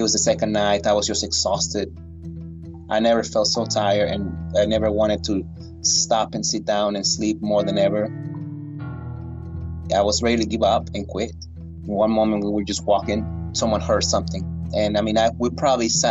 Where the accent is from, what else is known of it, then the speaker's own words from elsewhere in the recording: Lagos de Moreno, Jalisco, Mexico; now in United States; I was born in Mexico, in Lagos de Moreno, Jalisco.